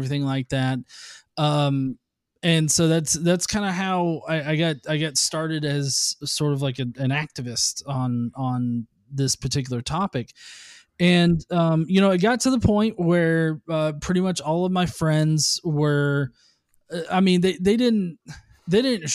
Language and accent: English; the South, United States; I'm from the South. Okay. Yeah, I've lived here all my life.